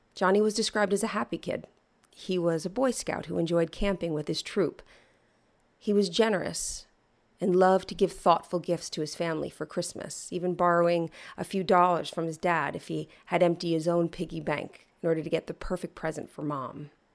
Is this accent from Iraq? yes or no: no; East Coast, United States; I'm from the East Coast